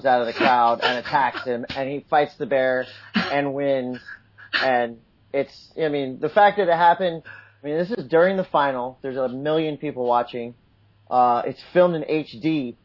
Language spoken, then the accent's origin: English; Encinitas, California, United States; I grew up in Encinitas